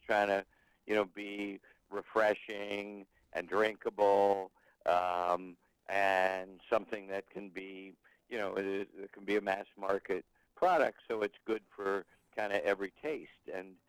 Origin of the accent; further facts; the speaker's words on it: Cincinnati, Ohio, United States; moved away as an adult; now in Boston, United States; that's the year that I came from Cincinnati to Boston to go to school.